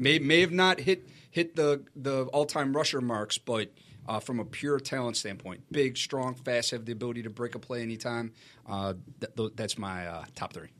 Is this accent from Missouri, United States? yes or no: no; Chicago, Illinois, United States; I grew up in Chicago